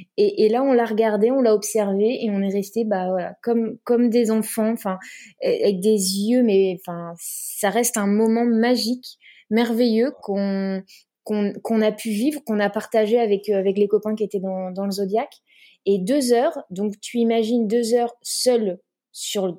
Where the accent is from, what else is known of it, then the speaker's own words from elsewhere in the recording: Brittany, France; je suis bretonne, donc euh, j'ai fait de l'optimiste quand j'étais petite euh, sur le golfe du Morbihan